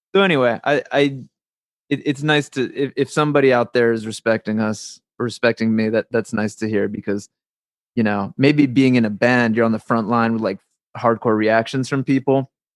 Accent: New Jersey, United States; the little town I grew up in New Jersey

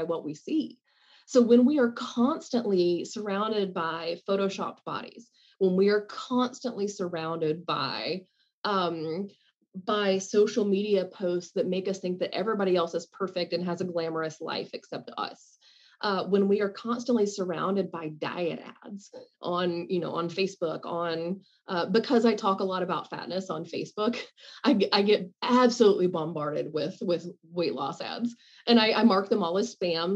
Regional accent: the South, United States; I grew up in the South and you went to the grocery store wearing makeup

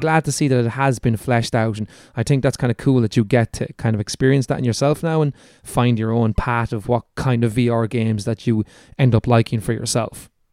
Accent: Ireland; accent: Irish; It's my Irish accent

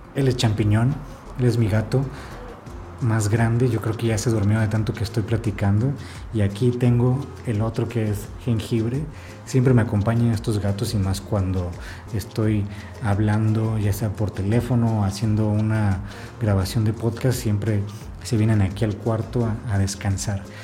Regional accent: Ensenada, Baja California, Mexico; now in Oaxaca, Mexico; yo soy de Ensenada

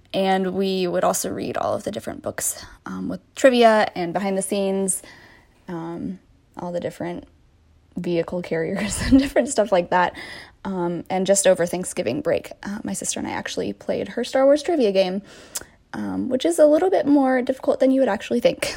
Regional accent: Iowa, United States; I'm from Iowa

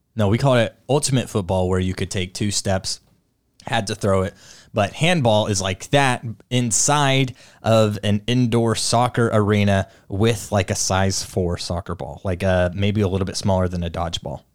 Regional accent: United States; I'm an American.

